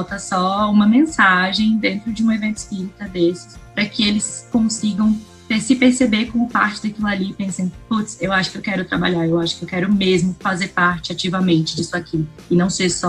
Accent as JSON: {"language": "Portuguese", "town": "Recife", "region": "Pernambuco", "country": "Brazil", "said": "eu acho que quando eu vim de, de Recife, as pessoas, elas, elas me tratavam de um jeito..."}